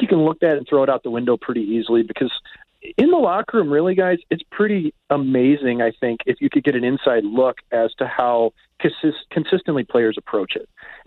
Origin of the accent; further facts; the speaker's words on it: Kirkwood, Missouri, United States; I grew up with Kirkwood being an outdoor rink